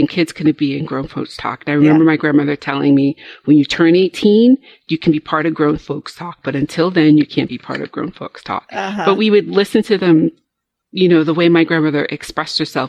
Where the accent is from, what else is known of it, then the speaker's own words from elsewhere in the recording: Rhode Island, United States; I grew up in a very Southern Baptist community in New England. So, you know, I grew up in Rhode Island